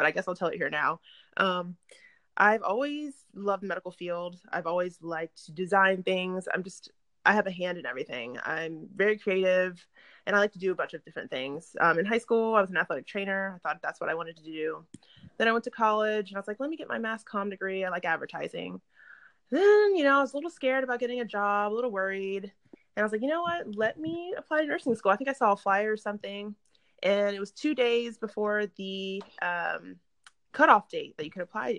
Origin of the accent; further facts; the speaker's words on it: Stafford, Virginia, United States; moved away as an adult; also born or lived in Richmond, Virginia; now in Durham, United States; I grew up in Stafford, went to school in Richmond at BCU